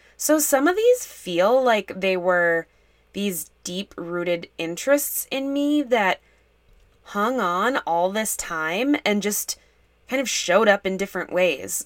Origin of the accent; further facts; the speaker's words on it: Minnesota, United States; I'm from Minnesota